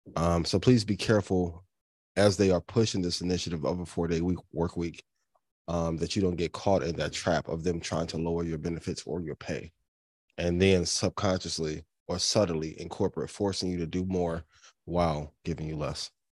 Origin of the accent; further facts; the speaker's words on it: East Chicago, Indiana, United States; I'm a kid from Northwest Indiana, like, to be from East Chicago